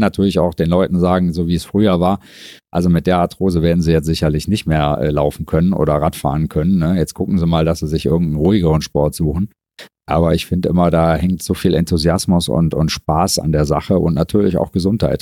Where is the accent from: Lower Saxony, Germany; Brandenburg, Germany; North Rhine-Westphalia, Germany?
North Rhine-Westphalia, Germany; Mönchengladbach; also born or lived in Frankfurt / Düsseldorf; Arbeite hier eigentlich an meinem Geburts- und Wohnort